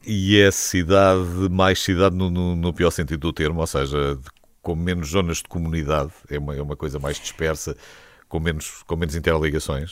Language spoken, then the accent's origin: Portuguese; Peniche, Centro, Portugal; also born or lived in Caldas da Rainha; Eu sou de, de, de Conselho de Peniche